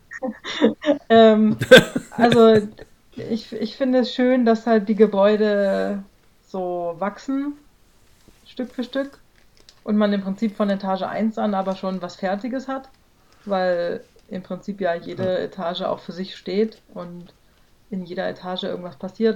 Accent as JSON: {"language": "German", "town": "Celle", "region": "Lower Saxony", "country": "Germany", "tie": "born or raised there", "said": "aus meiner Geburtsstadt Zelle ein Haus zu bauen"}